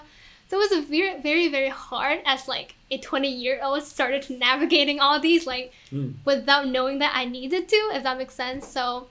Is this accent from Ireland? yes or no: no; Hong Kong; moved away as an adult; also born or lived in Switzerland / Shanghai; now in United States; I was born and raised in Hong Kong. And then prior to coming to America, I was in Switzerland for a year. And before that, I was in Shanghai for a bit.